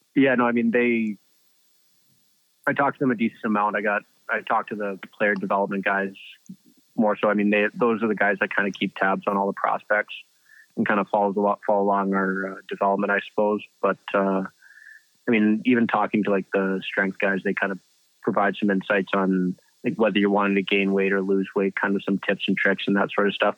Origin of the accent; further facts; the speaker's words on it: Canada; a kid growing up in Canada